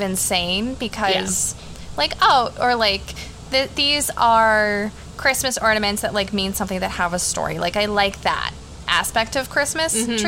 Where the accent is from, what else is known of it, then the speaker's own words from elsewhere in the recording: New England, right outside of Boston, Massachusetts, United States; I grew up in New England, right outside of Boston.